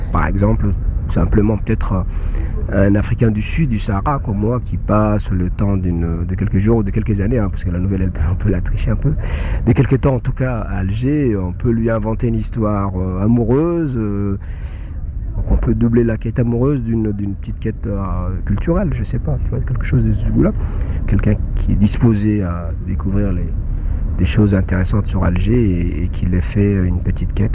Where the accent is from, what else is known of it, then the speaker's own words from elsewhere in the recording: Djibouti; moi, je viens d'un pays d'Afrique de, de, l'Est de l'Afrique, Djibouti.